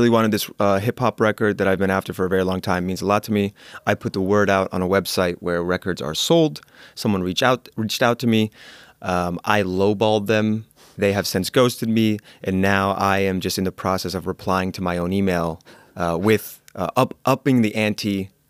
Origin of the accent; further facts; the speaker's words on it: New York City, New York, United States; I grew up in New York City and spent many years walking the streets